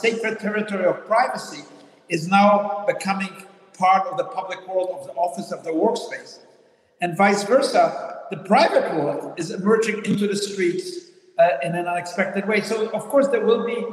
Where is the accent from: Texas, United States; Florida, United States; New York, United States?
New York, United States; New York City; also born or lived in Manhattan; I grew up in the Bronx. Now I live in Manhattan.